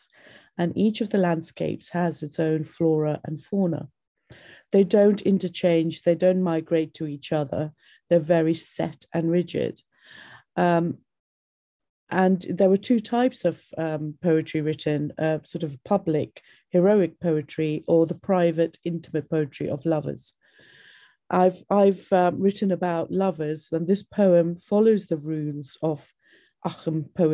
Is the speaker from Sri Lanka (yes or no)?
yes; Sri Lanka; I am a Tamil from Sri Lanka